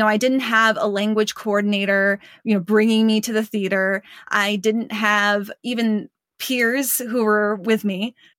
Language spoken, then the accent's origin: English; Hong Kong; born there; I was born in Hong Kong, so I'm doing my level best to learn Cantonese too.